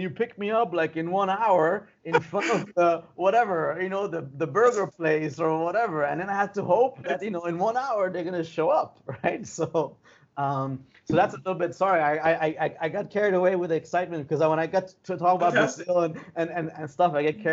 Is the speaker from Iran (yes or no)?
yes; Iran; moved away; from Iran